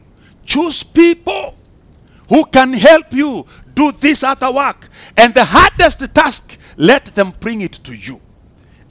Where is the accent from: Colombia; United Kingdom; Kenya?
Kenya